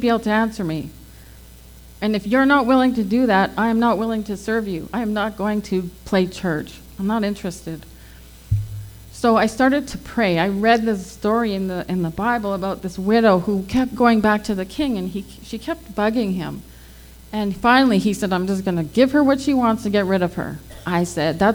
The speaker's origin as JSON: {"language": "English", "town": "Fort McMurray", "region": "Alberta", "country": "Canada", "tie": "born or raised there", "also_born_or_lived": "Selkirk, Manitoba", "said": "I was born in Selkirk, Manitoba, but I was raised in Fort McMurray, Alberta."}